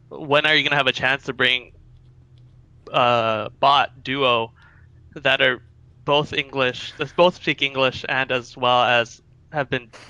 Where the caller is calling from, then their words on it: California, United States; Uh, calling from Southern California.